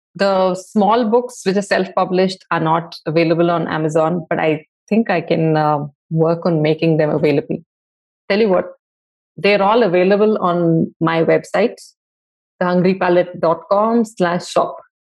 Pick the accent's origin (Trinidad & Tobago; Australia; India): India; Bangalore, Karnataka; I grew up in Bangalore in the 80s